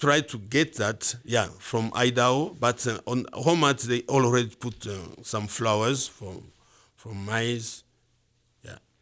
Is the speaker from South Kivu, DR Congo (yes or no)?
yes; Bukavu, South Kivu, DR Congo; moved away as an adult; now in Missoula, United States; I was born in Bukavu